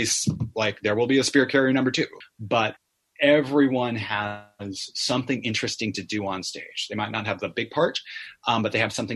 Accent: California, United States; with a theater company in California called Barnyard Theater. My hometown

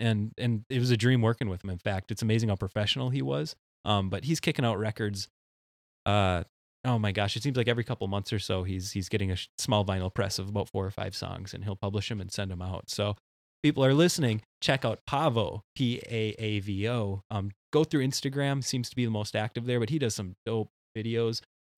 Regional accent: central Minnesota, United States; I'm from Minnesota, central Minnesota. We don't eat spicy food up there.

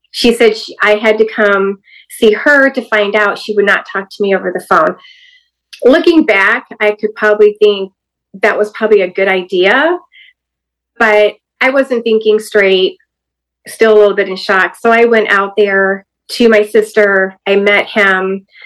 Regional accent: Hawaii, United States; born there; He was stationed in Hawaii, so I was born in Hawaii.

